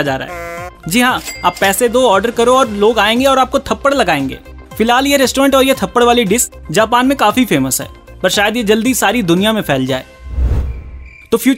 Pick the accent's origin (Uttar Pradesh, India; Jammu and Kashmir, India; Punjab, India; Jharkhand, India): Uttar Pradesh, India; मैं भी यूपी से हूँ और मैंने आज तक ऐसा कुछ नहीं देखा